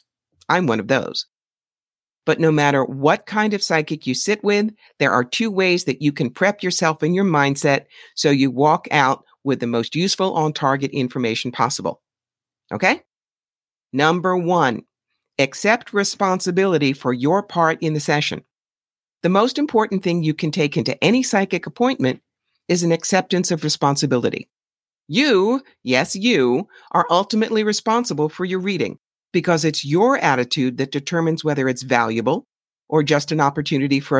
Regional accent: New York City, New York, United States; being a New Yorker

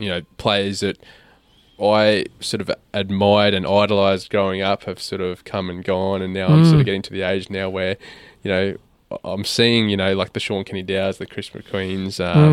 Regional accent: Toowoomba, Queensland, Australia; in his hometown, or my hometown of Toowoomba.

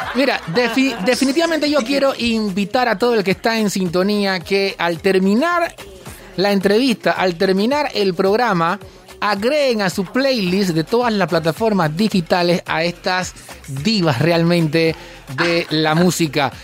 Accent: Panama

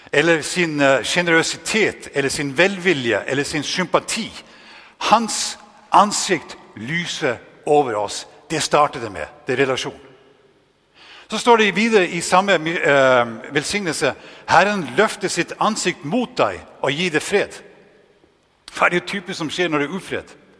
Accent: Northern Norway, Norway; accent: Northern Norwegian; moved away; also born or lived in Denmark; nesten helt ekstremt dialekt nordnorsk, fordi det er det eneste jeg har med meg

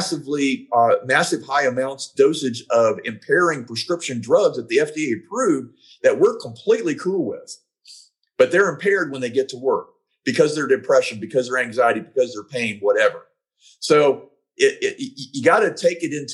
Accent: Georgia, United States; my home state of Georgia

